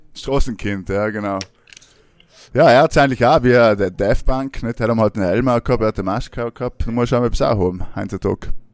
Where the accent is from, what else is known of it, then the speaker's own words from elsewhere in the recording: South Tyrol, Trentino-Alto Adige, Italy; now in Vienna, Austria; in Südtirol ist, meine, alles zu, oder zumindest unsere, ähm, wie wir da hucken, unsere Heimatgemeinden sind alle zugesperrt